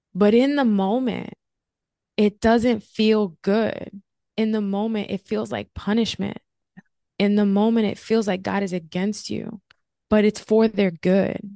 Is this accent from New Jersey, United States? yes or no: yes; New Jersey, United States; also born or lived in California; now in Florida, United States; I'm originally from New Jersey